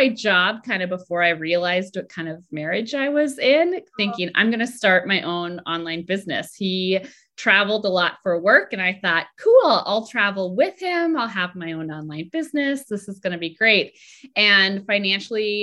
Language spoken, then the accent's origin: English; Minnesota, United States; moved away as an adult; also born or lived in Boston; I grew up in Minnesota and I went to college at home.